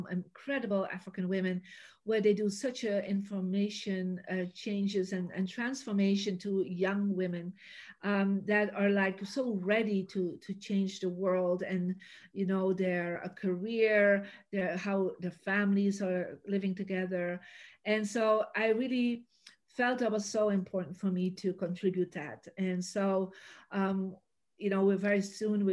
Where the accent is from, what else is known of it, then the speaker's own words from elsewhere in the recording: Belgium; also born or lived in Santa Barbara, United States; now in United States; I was born in Belgium, I made the decision to live in America and to live in different places